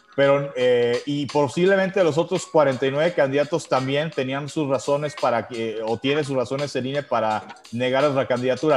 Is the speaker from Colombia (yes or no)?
no; Mexico; nosotros mismos como mexicanos